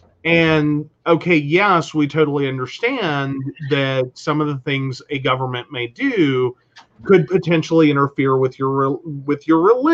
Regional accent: Mercer County, West Virginia, United States; born or raised there

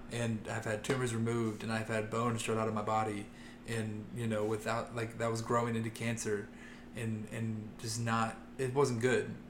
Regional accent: Loveland, Ohio, United States; I grew up in Loveland, Ohio, a small town kid

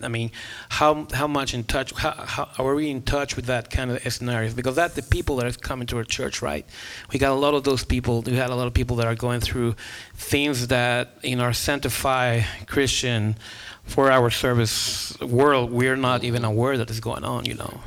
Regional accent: Guatemala; English is a second language; moved away as an adult; I grew up in Guatemala and grew up looking at missionaries coming from the States all the time

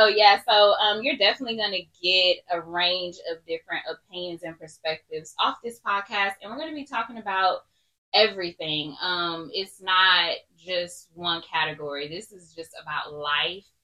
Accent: Houston, Texas, United States; I am born and raised in Houston, Texas from the north side.

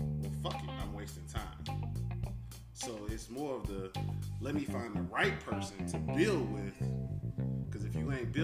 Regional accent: Chicago, Illinois, United States; moved away as an adult; now in Memphis, United States; I'm from Chicago. I moved to Memphis about 6 months ago.

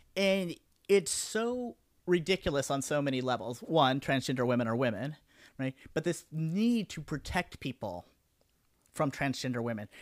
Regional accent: Denver, Colorado, United States; now in Houston, United States; I was growing up in Denver, and then I moved here to Houston

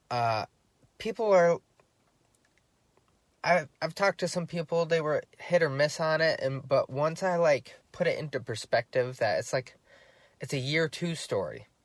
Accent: Ireland; I'm Irish, I should know.

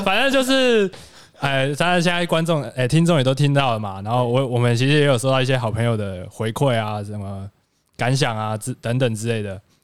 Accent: Pingtung County, Taiwan; moved away as an adult; now in Taoyuan, Taiwan; 我是一个来自屏东的

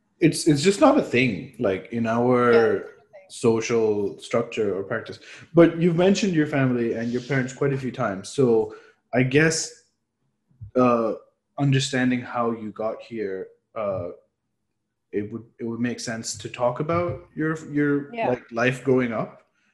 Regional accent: Dubai, United Arab Emirates; My reference is I grew up in Dubai, and the percentage of Filipinos there.

